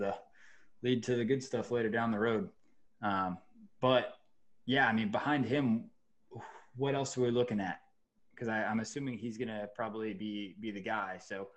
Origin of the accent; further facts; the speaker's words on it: Georgia, United States; I watched him in high school. I'm from Georgia, so I got to watch him.